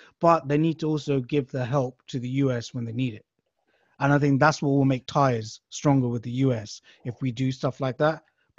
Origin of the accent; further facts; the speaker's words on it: United Kingdom; I'm British myself